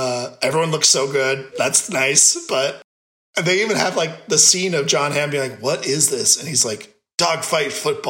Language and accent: English; Phoenix, Arizona, United States; we're from the Phoenix area